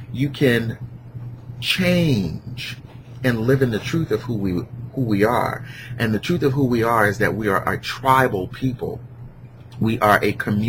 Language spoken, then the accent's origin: English; Newark, New Jersey, United States; I grew up in Newark